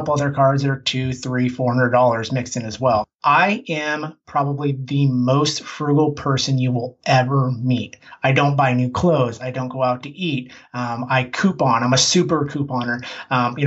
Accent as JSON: {"language": "English", "town": "Portland", "region": "Oregon", "country": "United States", "said": "I'm from Portland, Oregon."}